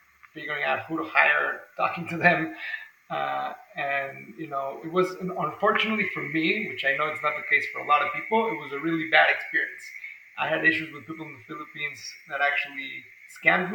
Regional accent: Mexico City, Mexico; now in San Diego, United States; I'm from Mexico City myself.

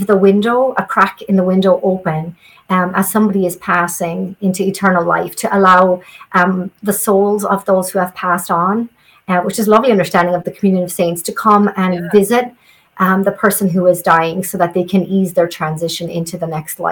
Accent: southeast Ireland, Ireland; But I grew up in Ireland, and I grew up in a part of Ireland in the southeast, or the east, that's known as the ancient east

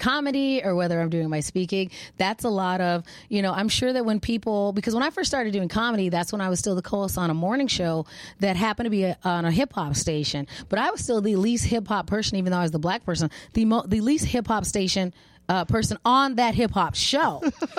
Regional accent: Arizona, United States; accent: non-regionally specific; And I'm, you know, I'm a black girl, but I'm from Arizona. We have non-regionally specific accents.

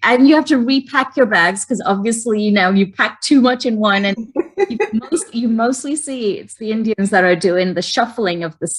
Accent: England, United Kingdom; Maybe it was because I grew up in England and was really like, you know, set with the timing thing.

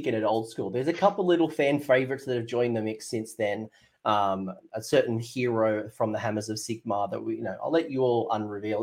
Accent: Australia; me as an Australian

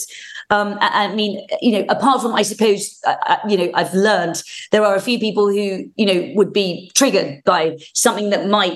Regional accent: United Kingdom; also born or lived in Winchester, England; I'm a Brit

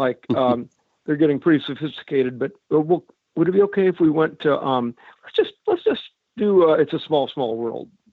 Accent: Cedar Rapids, Iowa, United States; since I was a little kid growing up in Cedar Rapids, Iowa

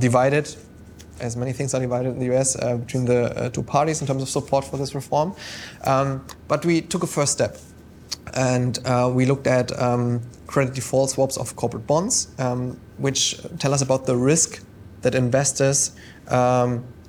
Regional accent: Germany; now in London, United Kingdom; my home country

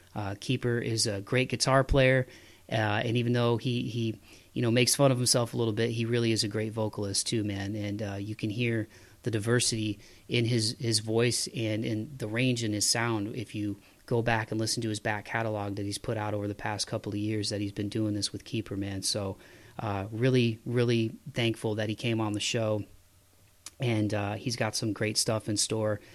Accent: Toledo, Ohio, United States; where I grew up in Toledo

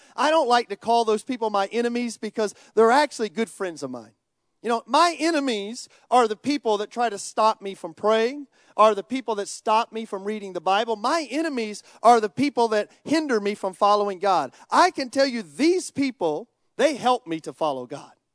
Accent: United States; I grew up in America

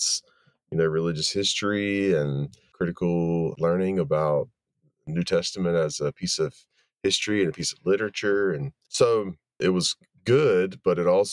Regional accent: Wilmington, North Carolina, United States; also born or lived in Chapel Hill, North Carolina; I grew up in Wilmington, North Carolina, which is on the coast of North Carolina

